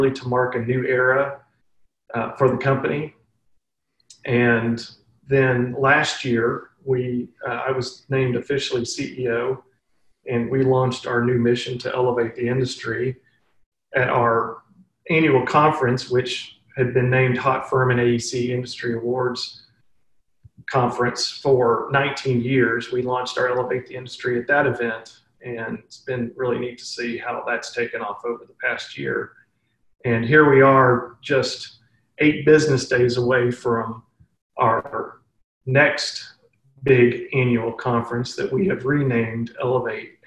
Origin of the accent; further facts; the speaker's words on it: Fayetteville, Arkansas, United States; moved away as an adult; my hometown of Fayetteville, Arkansas